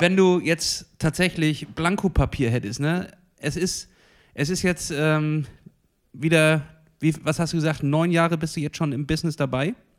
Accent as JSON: {"language": "German", "country": "Germany", "said": "bei uns in Deutschland"}